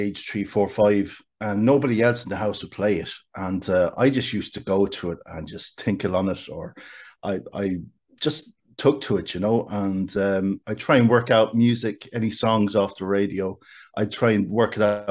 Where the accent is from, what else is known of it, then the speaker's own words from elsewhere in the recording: Kildare, County Kildare, Ireland; I'm from Kildare Town, a town you might know well yourself.